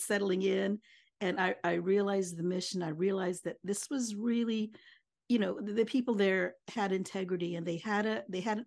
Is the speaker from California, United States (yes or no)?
no; Kansas, United States; moved away as an adult; now in Hawaii, United States; born and raised in Kansas, in the middle of the United States, the continental United States